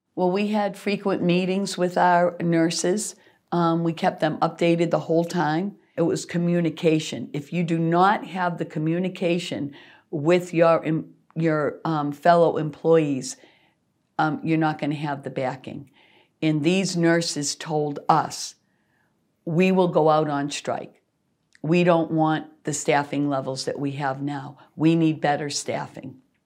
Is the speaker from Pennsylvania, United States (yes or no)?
no; Worcester, Massachusetts, United States; born or raised there